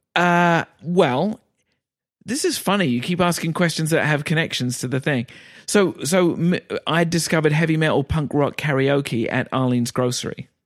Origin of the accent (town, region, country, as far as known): England, United Kingdom; moved away as an adult; also born or lived in New York